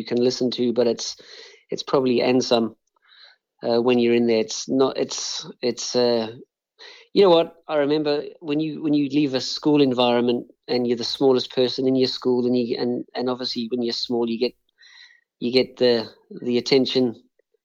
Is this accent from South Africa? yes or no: yes; Johannesburg, Gauteng, South Africa; also born or lived in Chelmsford, England; now in Australia; I grew up in South Africa, and I pretty much regard myself as South African, even though I'm now living in Australia